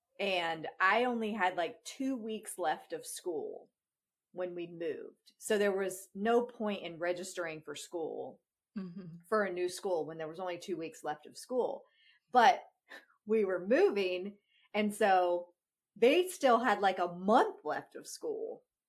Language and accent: English; Virginia, United States; also born or lived in North Carolina; when I was in grade school and we moved from North Carolina to Virginia, in North Carolina, we started school before Labor Day, and we got out of school before Memorial Day.